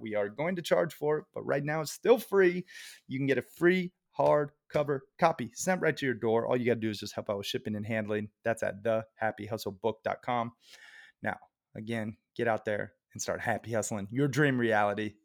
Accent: Red Lodge, Montana, United States; My hometown of Red Lodge

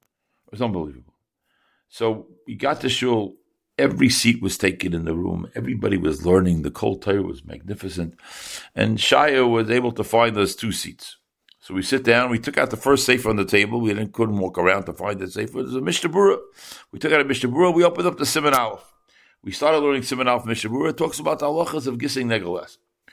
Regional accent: Chicago, Illinois, United States; I said, I'm from Chicago.

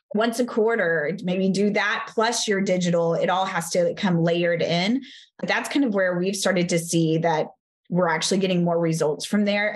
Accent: Texas, United States; I'm from Texas

